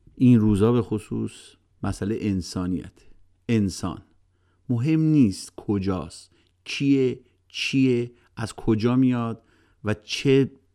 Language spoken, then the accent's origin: Persian; Iran; now in United States; به عنوان یه ایرانی